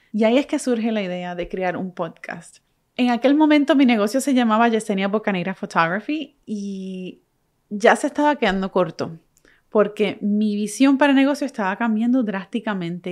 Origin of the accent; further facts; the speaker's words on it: Puerto Rico; moved away as an adult; now in United States; Puerto Rico, que, soy que es de donde soy. Soy boricua.